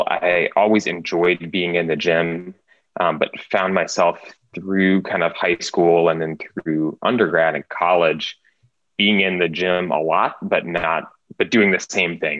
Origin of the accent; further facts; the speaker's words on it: Oregon, United States; so I grew up in Oregon